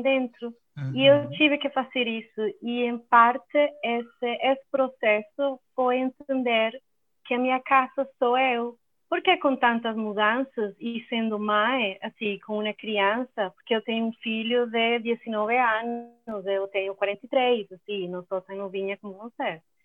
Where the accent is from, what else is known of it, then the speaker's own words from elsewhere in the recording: Venezuela; Portuguese is a second language; moved away as an adult; also born or lived in Belo Horizonte, Brazil / Buenos Aires, Argentina / Poland; now in Portugal; eu sou venezuelana, como o Breno falou. E é, a minha família é da Itália, então eu sou primeira geração nascida lá na Venezuela.